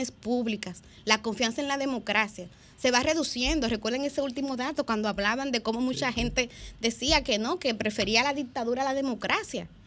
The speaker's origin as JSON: {"language": "Spanish", "country": "Dominican Republic", "said": "Ahora nos toca a nosotros, como pueblo dominicano, seguir pujando para que en la política"}